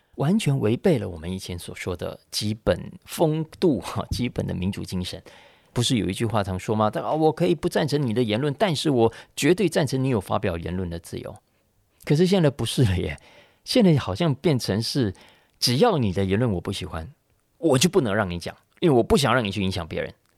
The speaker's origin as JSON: {"language": "Chinese", "country": "Taiwan", "said": "我们台湾人"}